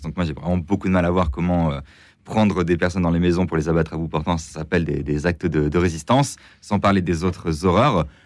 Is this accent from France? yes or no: yes; France; en tant que Français